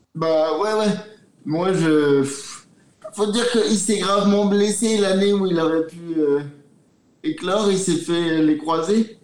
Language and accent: French; France; En tant que Français